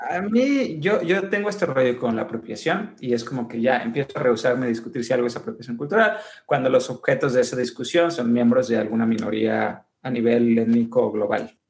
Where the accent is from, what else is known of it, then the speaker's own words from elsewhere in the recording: Mexico; como mexicanos